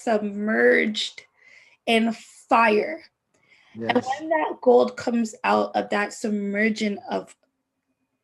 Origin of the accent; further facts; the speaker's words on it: Jamaica; I'm Jamaican